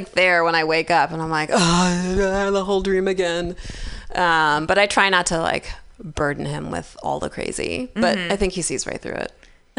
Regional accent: the South, United States; I grew up in the South, so we were all about, like, Southern hospitality and niceties and serving people.

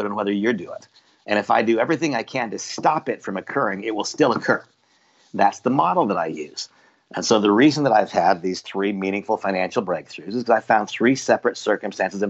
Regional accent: Idaho, United States; I was raised in Idaho.

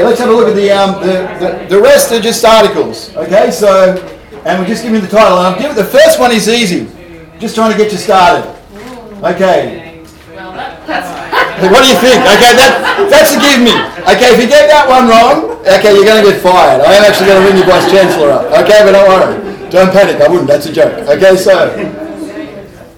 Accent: Hobart, Tasmania, Australia; I'm from Hobart

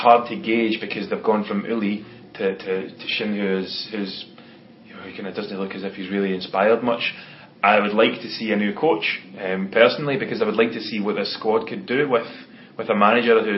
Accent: Scotland, United Kingdom; as a Scotsman

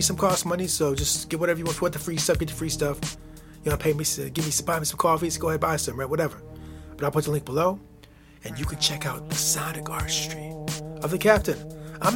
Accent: United States; my home country, the United States of America. It's where I live

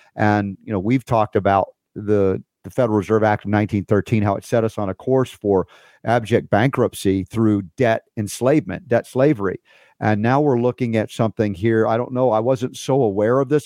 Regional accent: United States; I'm an American. I've been here my whole life.

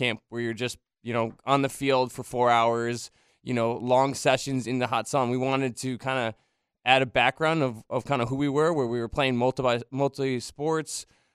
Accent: Westchester, New York, United States; moved away as an adult; also born or lived in Austin, Texas; now in Jacksonville, United States; I'm from Westchester, New York

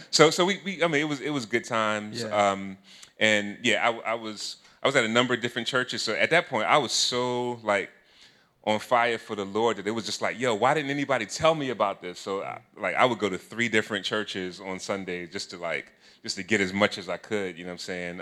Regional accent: Philadelphia, Pennsylvania, United States; I'm from Philly

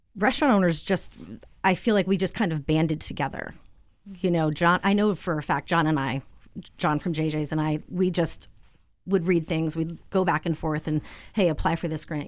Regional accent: Southwick, Massachusetts, United States; moved away as an adult; also born or lived in Vermont / Florence, Massachusetts; now in Springfield, United States; I grew up in Southwick, Mass

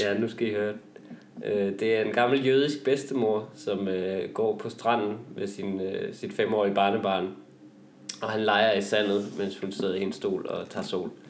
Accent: Vendsyssel, North Denmark Region, Denmark; er jeg selv vendelbo

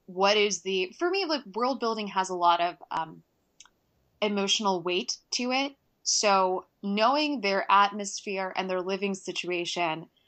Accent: Atlanta, Georgia, United States; I'm from Atlanta

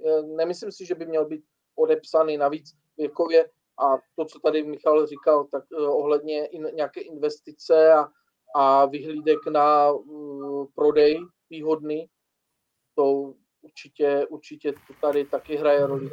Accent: Bohumín, Moravian-Silesian Region, Czechia; já jsem třeba z Bohumína, nejsem jako z Ostravy

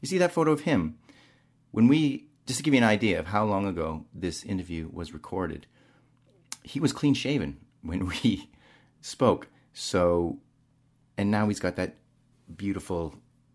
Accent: Southern Alberta, Canada; moved away; I'm over 40 from Southern Alberta and that's what my people listen

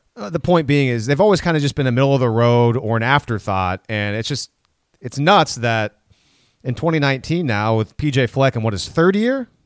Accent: Minnesota, United States; moved away; we're from Minnesota

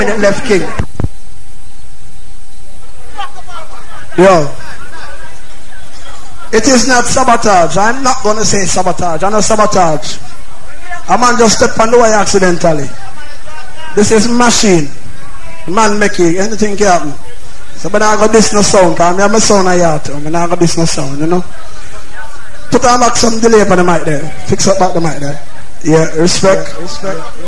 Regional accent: St. Ann, Saint Ann, Jamaica; me is a boy I come from Senton

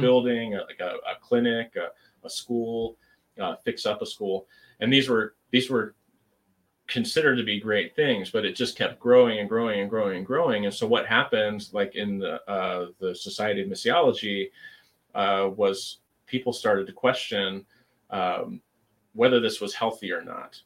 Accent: United States; as an American Christian

